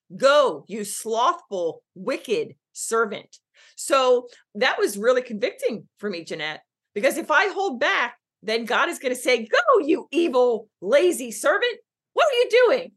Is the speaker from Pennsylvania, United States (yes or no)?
yes; Philadelphia, Pennsylvania, United States; I'm born and raised on the East in Philly